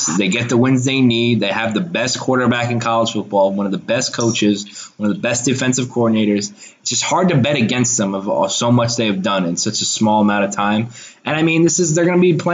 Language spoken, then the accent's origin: English; South Carolina, United States; I'm from South Carolina